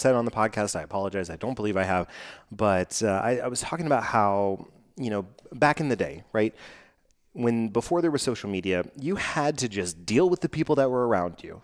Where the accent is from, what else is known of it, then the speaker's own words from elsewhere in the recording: Texas, United States; I'm from Texas.